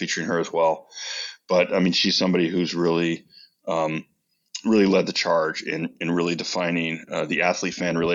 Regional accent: United States; as American

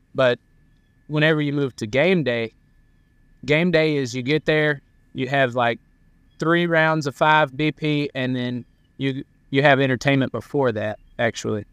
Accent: near Columbus, Georgia, United States; Columbus, Georgia. That's forty-five minutes from my hometown

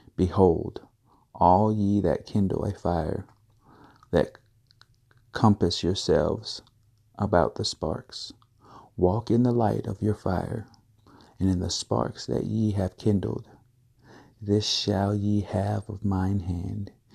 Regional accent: Valdosta, Georgia, United States; my hometown of Valdosta, Georgia

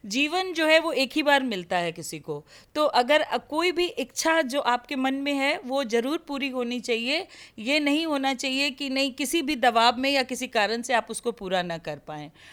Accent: Bihar, India; मैं बिहार से आती हूँ

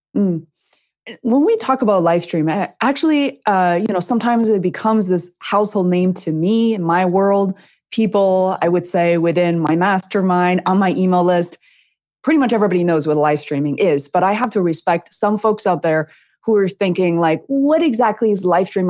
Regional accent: Beijing, China; moved away; growing up in Beijing, China, also a huge city

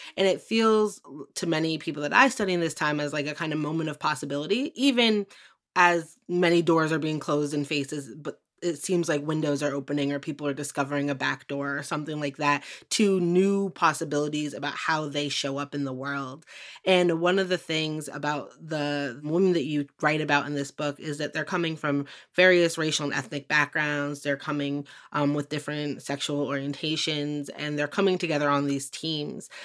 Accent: Western Massachusetts, United States; I grew up in Western Mass

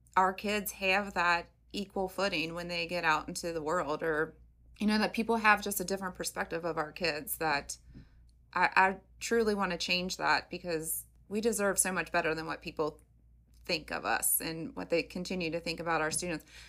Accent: Covington, Kentucky, United States; I'm born and bred in Covington

